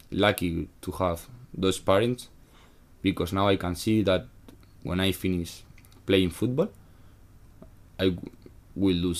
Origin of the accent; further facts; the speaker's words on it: Sagunto, Valencian Community, Spain; but I am from Sagunto, mm. that is 20 meters. Wait, sorry, 20, 20 kilometers from mm. Valencia. So I was living home.